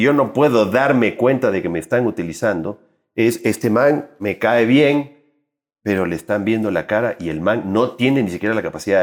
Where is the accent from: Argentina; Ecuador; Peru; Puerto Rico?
Ecuador; yo soy un ecuatoriano, un trabajador en, en, en el sector del arte y la cultura